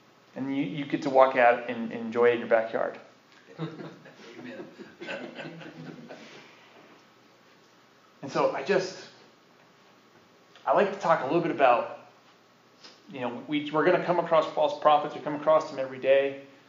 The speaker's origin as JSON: {"language": "English", "region": "Utah", "country": "United States", "accent": "Utah", "said": "My Utah accent."}